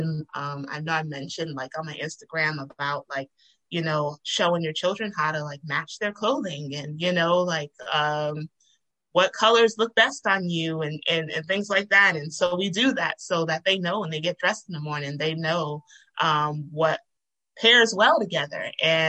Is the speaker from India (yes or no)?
no; Nigeria; And, and I'm Nigerian, and so I've been to those countries where, that is a everyday life of people.